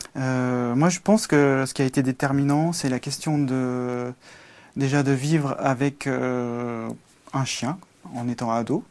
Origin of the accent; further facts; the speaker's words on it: Velay, Haute-Loire, Auvergne-Rhône-Alpes, France; je suis euh, un campagnard. je suis né en Auvergne, ou puis en Velay, dans le 43.